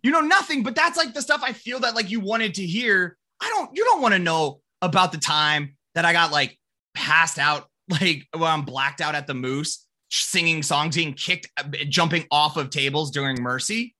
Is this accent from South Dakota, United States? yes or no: yes; Rapid City, South Dakota, United States; moved away as an adult; also born or lived in California / Minneapolis; I left Rapid City to go, I mean, even just to go to college